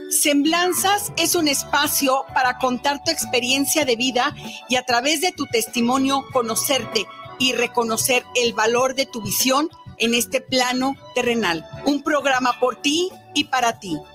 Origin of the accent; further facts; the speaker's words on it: Mazatlán, Sinaloa, Mexico; born there; moved away as an adult; now in Guadalajara, Mexico; nací en Mazatlán, Sinaloa, pero me vine a Guadalajara a estudiar